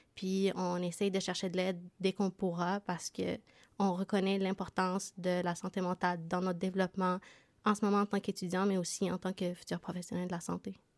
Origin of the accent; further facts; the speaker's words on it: Montreal, Quebec, Canada; moved away as an adult; now in Sherbrooke, Canada; Moi aussi, j'ai déménagé à Sherbrooke. je viens de Montréal